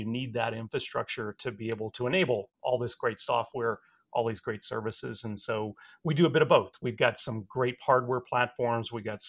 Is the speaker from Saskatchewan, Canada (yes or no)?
yes; Saskatchewan, Canada; when I was growing up, my dad worked for the local telephone operator up in Canada. I grew up in Saskatchewan.